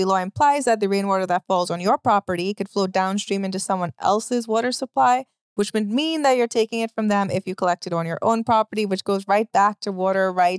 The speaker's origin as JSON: {"language": "English", "country": "Trinidad & Tobago", "moved": "yes", "lives_now": "United States", "said": "I'm from Trinidad"}